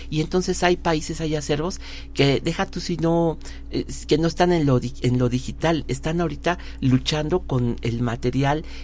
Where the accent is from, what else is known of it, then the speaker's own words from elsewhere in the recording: Mexico; ¿qué estamos haciendo como mexicanos, más allá de nuestras fronteras?